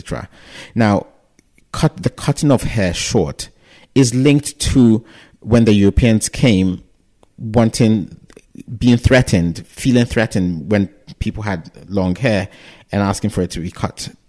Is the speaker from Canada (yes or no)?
no; Ghana; moved away as an adult; now in England; I'm from Ghana. I was born here, but I grew up completely in Ghana.